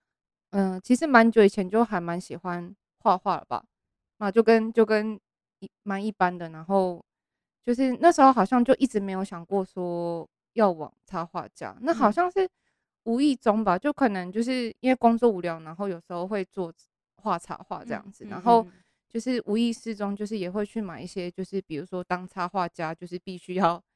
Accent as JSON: {"language": "Chinese", "country": "Taiwan", "tie": "born or raised there", "also_born_or_lived": "Japan", "said": "只有待到三岁，就是有念幼稚园，然后就三岁之后就回来台湾，"}